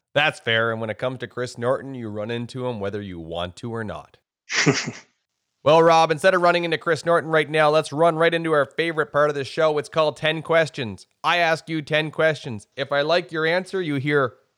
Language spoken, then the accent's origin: English; Miramichi, New Brunswick, Canada; I grew up in Miramichi, New Brunswick